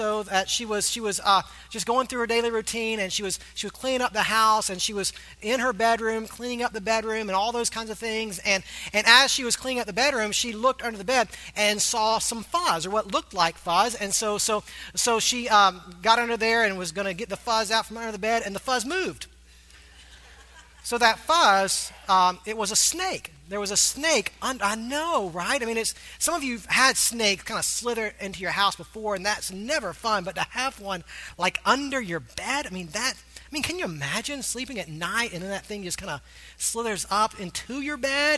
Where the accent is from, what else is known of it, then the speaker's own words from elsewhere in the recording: Augusta, Georgia, United States; moved away; my hometown, Augusta, Georgia